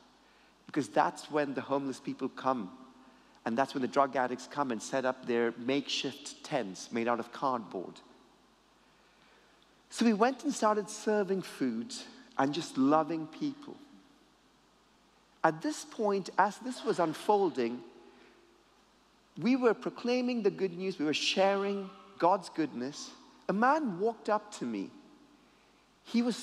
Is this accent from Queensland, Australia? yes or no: no; Sydney, New South Wales, Australia; I grew up in Sydney, Australia